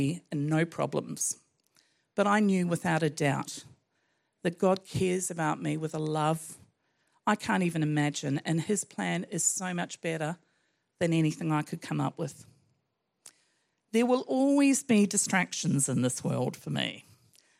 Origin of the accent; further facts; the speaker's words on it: New Zealand; I was brought up in New Zealand, a child of the 60s